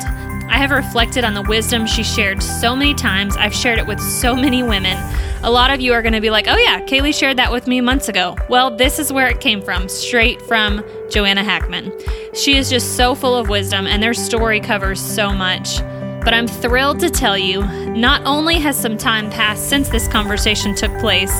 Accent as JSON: {"language": "English", "region": "Florida", "country": "United States", "tie": "born or raised there", "said": "I grew up in Florida"}